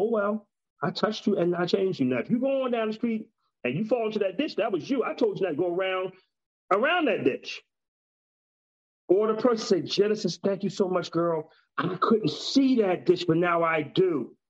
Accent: Texas, United States; You know how it is. I'm from Texas.

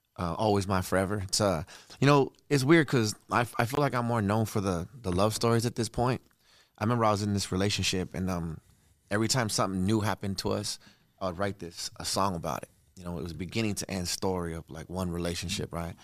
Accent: Redondo Beach, California, United States; also born or lived in Torrance, California; I'm from Redondo

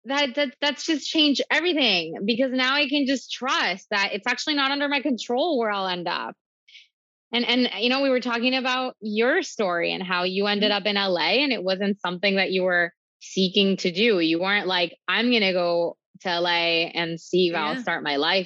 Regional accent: Venezuela; also born or lived in Miami; now in New York, United States; So I'm from Venezuela. I moved to Miami. And it was very clear for me my whole life that Miami was not the place for me.

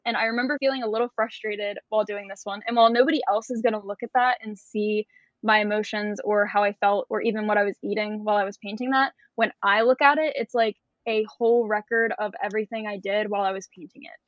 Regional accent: Maryland, United States; I'm currently in Florida. I'm from Maryland.

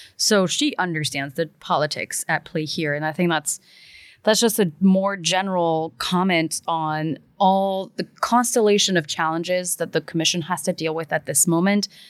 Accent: Belgium; moved away; I was born and raised in Belgium

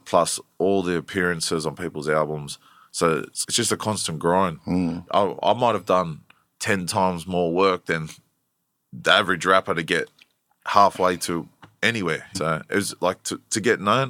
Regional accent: Blacktown, New South Wales, Australia; also born or lived in Prospect, New South Wales; I grew up in Blacktown area.

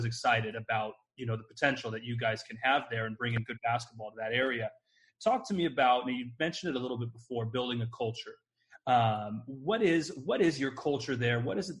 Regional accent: Moreno Valley, California, United States; moved away; growing up in Moreno Valley. My mom still lives there now.

